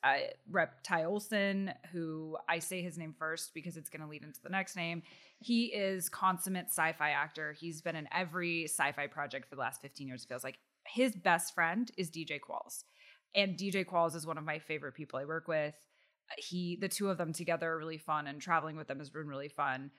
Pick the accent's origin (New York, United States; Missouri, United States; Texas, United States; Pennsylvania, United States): Texas, United States; Austin; I grew up in Austin, Texas